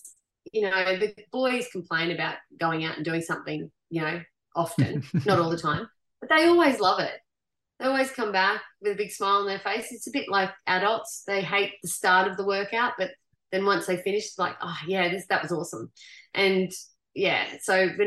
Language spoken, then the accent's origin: English; Goondiwindi, Queensland, Australia; I grew up at Gundawindi